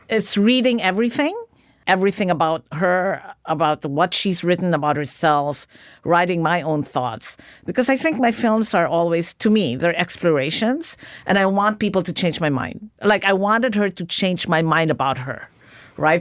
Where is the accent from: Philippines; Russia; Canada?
Philippines; moved away; Growing up in the Philippines.